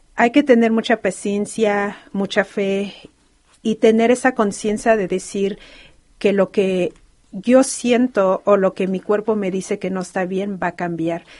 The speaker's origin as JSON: {"language": "Spanish", "country": "Mexico", "first_language": "Spanish", "moved": "yes", "lives_now": "Los Angeles, United States", "said": "como toda mexicana"}